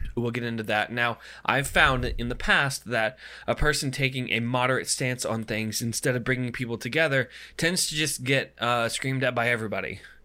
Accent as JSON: {"language": "English", "country": "United States", "said": "as an American"}